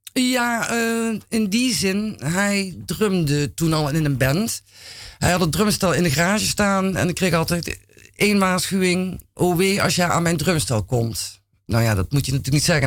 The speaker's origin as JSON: {"language": "Dutch", "town": "Roermond", "region": "Limburg", "country": "Netherlands", "tie": "born or raised there", "moved": "yes", "lives_now": "Amsterdam, Netherlands", "said": "ik eh, kom uit Limburg. En ik ben geboren in Roermond."}